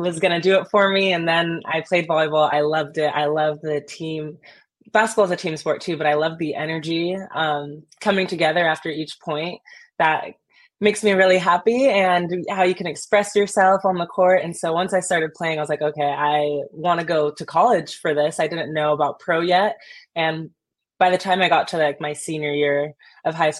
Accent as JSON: {"language": "English", "region": "California", "country": "United States", "tie": "born or raised there", "lives_now": "San Diego, United States", "said": "I'm a Californian, so being able to play in my home state and have my family and friends be able to support is huge"}